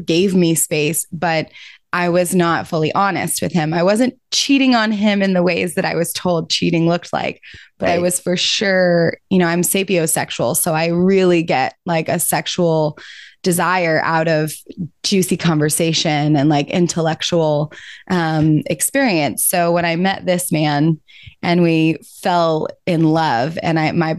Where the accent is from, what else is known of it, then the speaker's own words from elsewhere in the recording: Georgia, United States; I'm from Georgia and was raised in the Methodist church